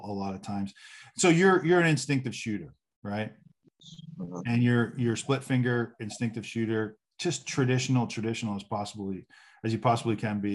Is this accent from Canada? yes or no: yes; Canada; moved away; I'm Canadian